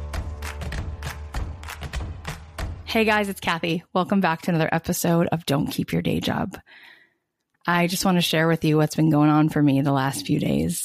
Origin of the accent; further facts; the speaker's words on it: East Coast, United States; moved away as an adult; now in West Coast, United States; I was born on the East Coast and then I've been out on the West Coast for, I can't believe, 16 years.